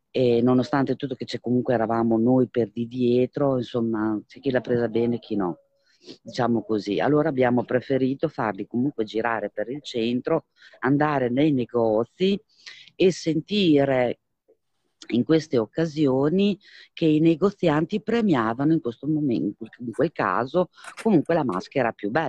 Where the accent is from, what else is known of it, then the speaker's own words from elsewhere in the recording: Vignola, Emilia-Romagna, Italy; per il centro di Vignola, perché io sono di Vignola in provincia